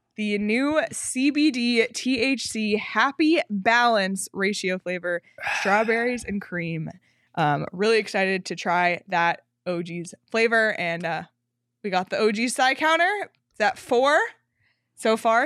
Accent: Canada; I'm Canadian

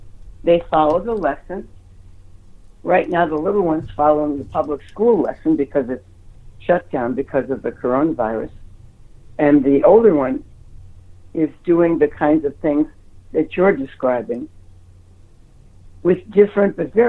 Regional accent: Ohio, United States; also born or lived in New York; And I grew up in Ohio. I lived many years in New York.

